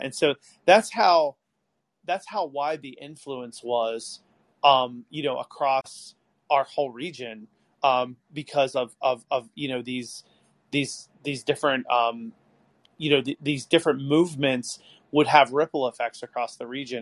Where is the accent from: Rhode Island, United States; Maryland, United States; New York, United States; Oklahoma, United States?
Maryland, United States; outside of Baltimore; I grew up outside of Baltimore and then I moved out to this really farm town in the middle of nowhere